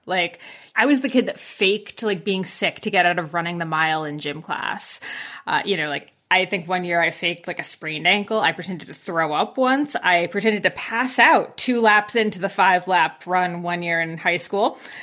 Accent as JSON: {"language": "English", "region": "New Jersey", "country": "United States", "tie": "born or raised there", "moved": "as an adult", "lives_now": "Collingwood, Canada", "said": "But I grew up in very farmland New Jersey, so about as far from the Jersey Shore as you can get"}